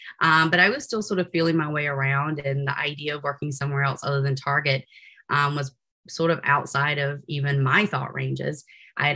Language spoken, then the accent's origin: English; Williamston, North Carolina, United States; moved away as an adult; also born or lived in Greenville, North Carolina; now in Utah, United States; I am originally from Eastern North Carolina, which is an itty bitty place. Williamson is a pretty small place, a village, so to speak, near the coast of North Carolina